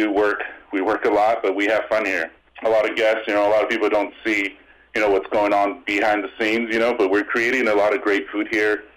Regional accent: Escondido, California, United States; also born or lived in Las Vegas; I grew up around here in the Escondido area, Southern California

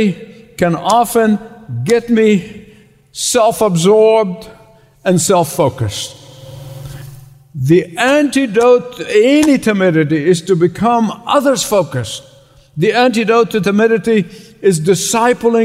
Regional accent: Egypt; moved away; Where I grew up in Egypt is the Coptic church

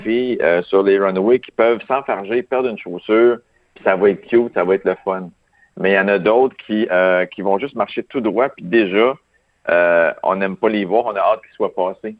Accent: Quebec, Canada; moi, je suis italien, québécois

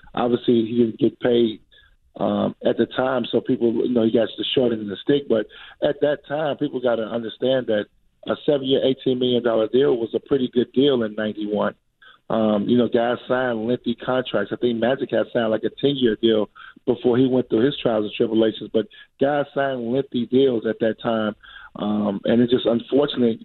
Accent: Chicago, Illinois, United States; I'm a kid from Chicago

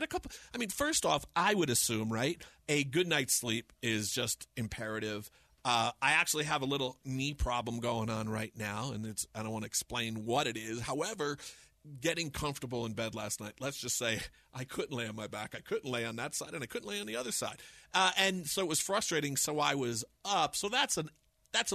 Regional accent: New Jersey, United States; moved away; I'm from Jersey

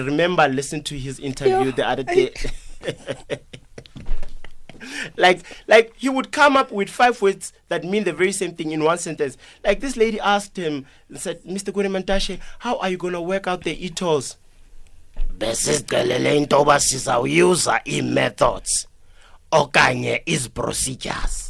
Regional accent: Siyabuswa, Mpumalanga, South Africa; English is a second language; I come from Siyabuswa

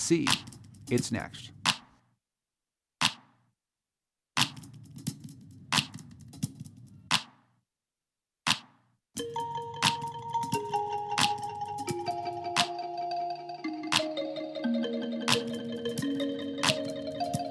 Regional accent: Western Pennsylvania and West Virginia, United States; now in New Hampshire, United States; the place where I grew up in Western Pennsylvania and West Virginia

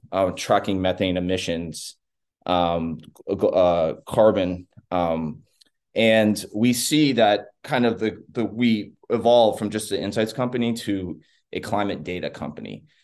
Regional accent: Texas, United States; I'm a Texan, not just an American

